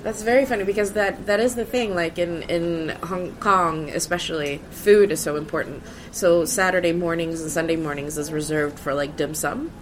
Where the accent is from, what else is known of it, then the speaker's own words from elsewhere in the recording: Sweden; moved away as an adult; now in United Kingdom; I grew up in Sweden